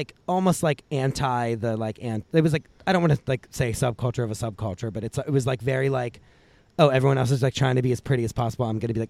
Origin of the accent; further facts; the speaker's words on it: Pittsburgh, Pennsylvania, United States; I'm from Pittsburgh.